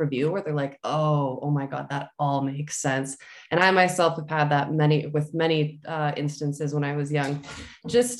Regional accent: London, Ontario, Canada; I was born in London, Ontario, Canada.

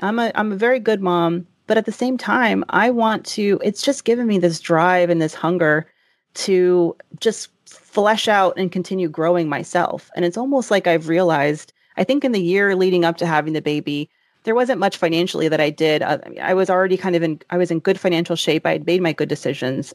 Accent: the South, United States; I grew up in the South

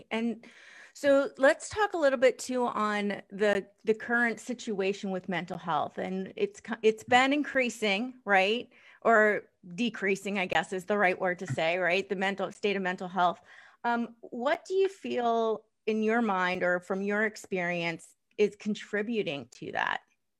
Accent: East Coast, United States; Cause I came from the East Coast. Nobody had a therapist, at least that you talked of.

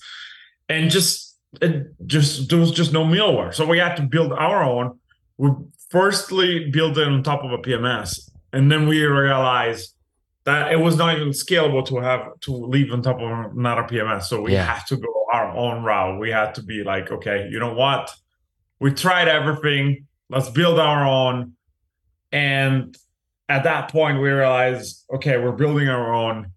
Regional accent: Italy; moved away as an adult; now in Los Angeles, United States; I was born and raised in Italy

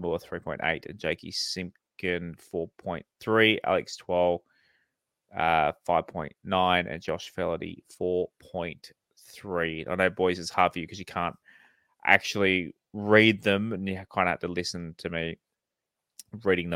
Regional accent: Central Coast, New South Wales, Australia; Growing up on the Central Coast

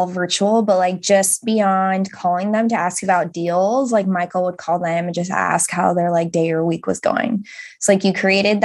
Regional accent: England, United Kingdom; we are this couple from England

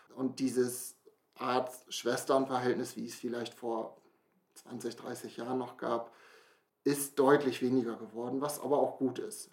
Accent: near Brake, Lower Saxony, Germany; Komme hier aus der Nähe von Brake, bin auch hier aufgewachsen

